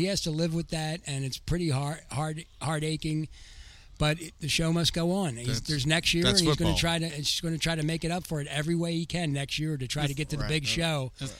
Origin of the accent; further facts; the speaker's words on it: Philadelphia, Pennsylvania, United States; moved away; my hometown team, Philadelphia Eagles.